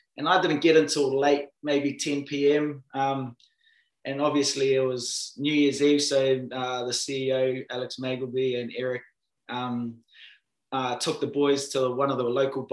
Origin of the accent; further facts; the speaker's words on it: New Zealand; moved away as an adult; now in United States; growing up in New Zealand